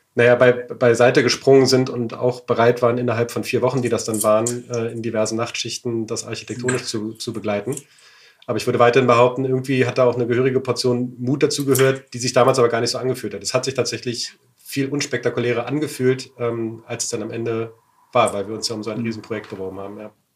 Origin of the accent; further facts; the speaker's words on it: Berlin, Germany; meine Heimatstadt Berlin